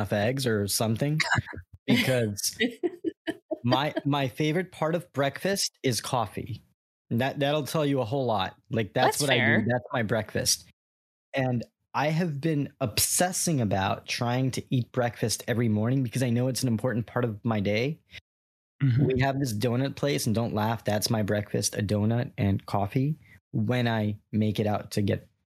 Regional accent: New York, United States; now in Florida, United States; I'm from New York

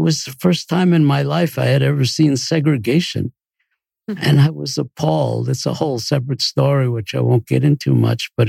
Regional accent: New York City, New York, United States; moved away as an adult; now in Boston, United States; I grew up in New York City

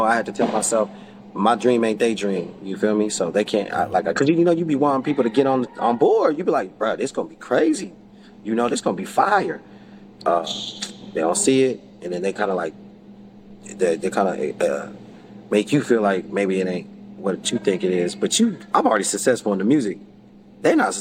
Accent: Salt Lake City, Utah, United States; I'm from Salt Lake City, Utah

